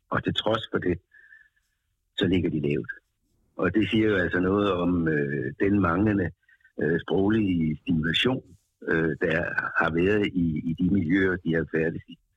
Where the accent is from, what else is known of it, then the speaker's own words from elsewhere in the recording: Denmark; vi som danskere